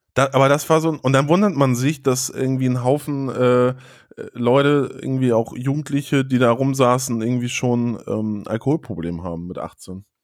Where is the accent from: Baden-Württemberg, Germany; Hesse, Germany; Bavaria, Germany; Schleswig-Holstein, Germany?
Schleswig-Holstein, Germany; a village near Flensburg; also born or lived in Hannover; now in Hamburg, Germany; Bei mir war es ja so auf dem Dorf und dann hat man die nur, oder ich bin ja auf dem Dorf da zur Schule gegangen, aber zum Feiern sind natürlich dann alle nach Flensburg reingefahren